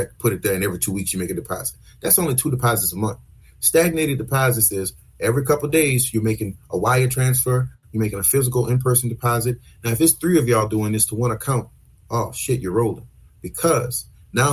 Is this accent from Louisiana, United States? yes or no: yes; New Orleans, Louisiana, United States; We're from the South, from New Orleans, we speak fast